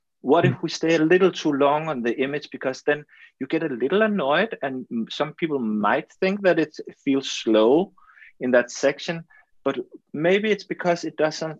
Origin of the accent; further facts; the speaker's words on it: Denmark; English is a second language; I'm from Denmark, we are a small country, we have our own language, but no one speaks Danish. So of course I have to learn English